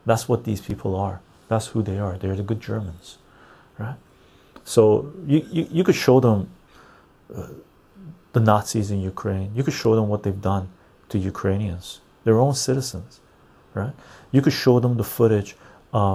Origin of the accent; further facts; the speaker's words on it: Canada; as a Canadian